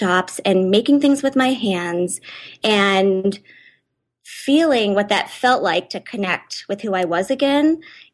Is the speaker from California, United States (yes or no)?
yes; San Diego, California, United States; moved away as an adult; also born or lived in Chicago; now in Boulder, United States; I grew up in San Diego